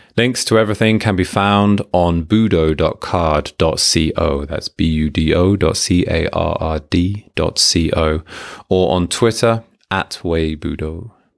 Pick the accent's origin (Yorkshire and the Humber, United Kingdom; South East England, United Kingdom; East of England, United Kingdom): East of England, United Kingdom; Hertfordshire; moved away as an adult; also born or lived in Manchester, United Kingdom; now in Japan; As a teenager, as a child, growing up in Hertfordshire